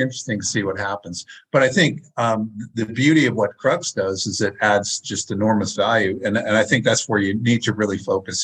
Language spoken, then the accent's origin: English; Maine, United States; I'm from Maine